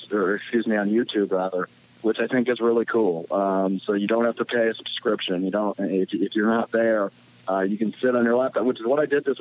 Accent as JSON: {"language": "English", "town": "Green Bay", "region": "Wisconsin", "country": "United States", "tie": "born or raised there", "said": "I'm from Green Bay"}